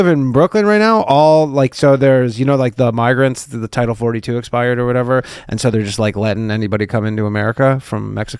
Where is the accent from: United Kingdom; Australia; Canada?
Canada; now in New York City, United States; I'm Canadian. I can't vote